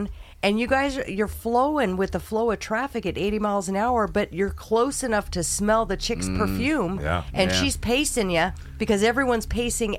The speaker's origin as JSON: {"language": "English", "area": "Bay Area", "region": "California", "country": "United States", "tie": "born or raised there", "also_born_or_lived": "Colorado", "moved": "as an adult", "said": "I was born and raised in California, in the Bay Area. I was there until I was 22 years old"}